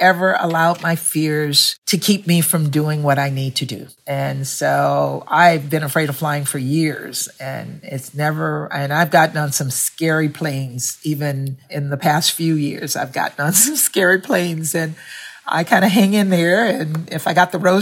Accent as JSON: {"language": "English", "region": "Louisiana", "country": "United States", "tie": "born or raised there", "also_born_or_lived": "Washington, D.C.", "moved": "yes", "said": "I grew up in Louisiana"}